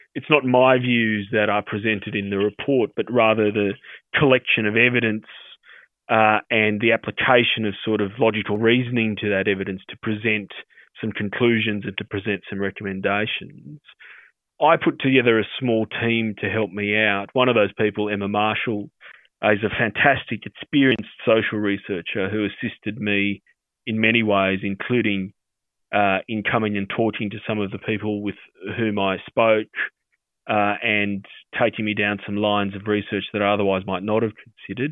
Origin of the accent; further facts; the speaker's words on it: Sydney, New South Wales, Australia; I grew up in the Australian Armenian community here in Sydney